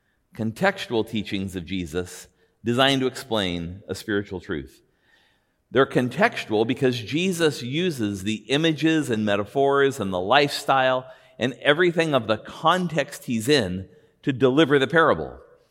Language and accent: English; Buena Park, California, United States; Now, I grew up in Buena Park, California, and I lived in a house two doors down from my elementary school.